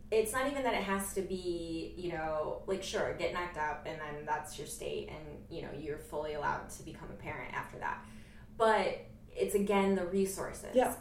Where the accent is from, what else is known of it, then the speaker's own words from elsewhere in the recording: Jamestown, New York, United States; I'm from Jamestown, New York